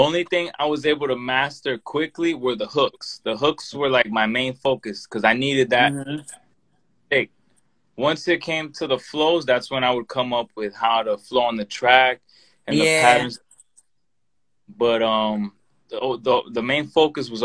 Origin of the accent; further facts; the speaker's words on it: United States; I'm American. Like I'm a native.